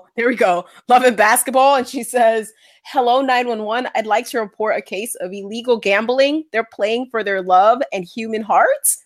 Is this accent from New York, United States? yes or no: yes; New York City, New York, United States; I was born in the Bronx